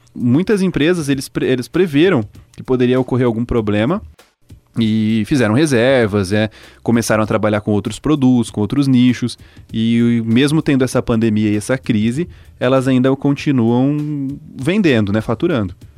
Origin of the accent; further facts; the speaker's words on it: Cianorte, Paraná, Brazil; Eu sou de Cianorte